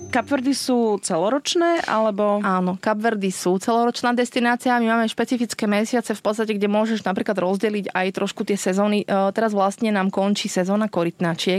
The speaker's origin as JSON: {"language": "Slovak", "country": "Slovakia", "tie": "born or raised there", "also_born_or_lived": "Switzerland", "moved": "as an adult", "lives_now": "Cape Verde", "said": "Ja som rodená zo Spiske, no je si spod Tatier."}